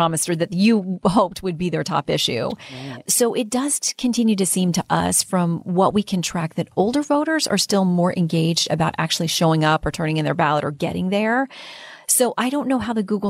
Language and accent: English; Florida, United States; moved away; my home state